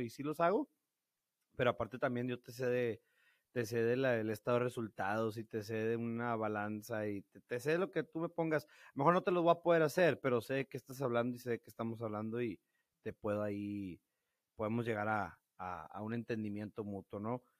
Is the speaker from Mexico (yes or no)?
yes; Piedras Negras, Coahuila, Mexico; accent: norteño; moved away as an adult; also born or lived in Monterrey; soy de Peraneras, Coahuila, eh, toda mi vida viví aquí, hasta que me fui a Monterrey a, estudiar